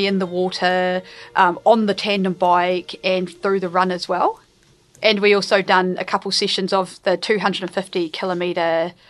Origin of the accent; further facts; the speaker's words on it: Murihiku, Southland, New Zealand; Nō Mirihiku aho, ko Ngāi Tahu, Ngāti Māmoe, me Waitaha, ngā iwi te taha tōku mama, ko... Ai.